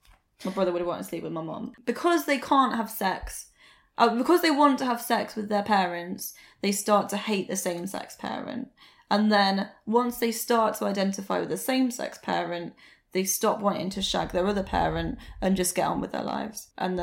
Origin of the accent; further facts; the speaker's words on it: United Kingdom; Maybe it's because we're white British girls.